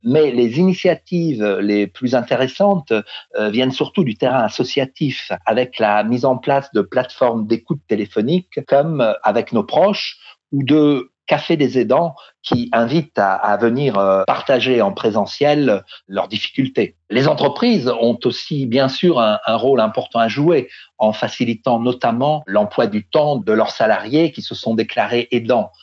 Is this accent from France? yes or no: yes; France; chez nous en France